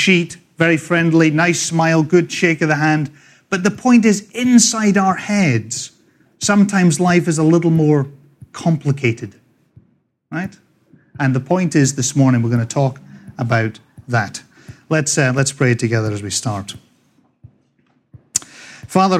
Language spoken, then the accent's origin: English; Scotland, United Kingdom; accent: Scottish; moved away as an adult; also born or lived in Dundee, Scotland / England / California; now in Northport, United States; I was born in the green and pleasant land of Scotland a long, long time ago. After growing up all over Scotland